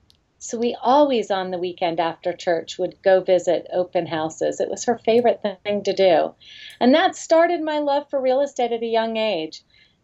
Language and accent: English; Florida, United States; also born or lived in California; I'm from Florida and California, yes.